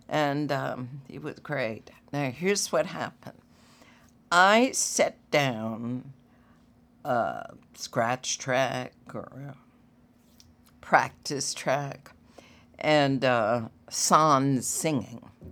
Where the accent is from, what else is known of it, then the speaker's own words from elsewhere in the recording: Washington, District of Columbia, United States; growing up in Washington